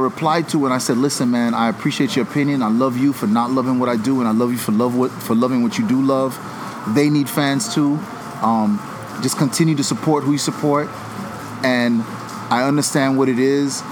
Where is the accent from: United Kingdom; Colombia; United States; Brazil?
United States; Carol City, Florida; we're from Carroll City